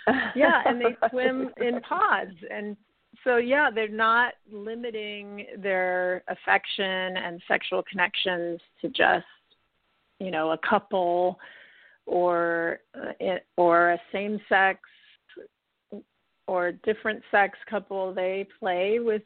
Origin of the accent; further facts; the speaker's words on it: United States; also born or lived in Italy; now in California, United States; I'm American